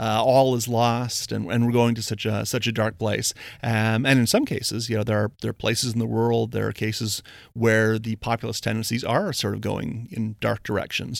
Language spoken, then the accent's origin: English; Windsor, Ontario, Canada; I'm from Windsor, Ontario, big, uh, big automotive, the ca-, automotive capital of Canada.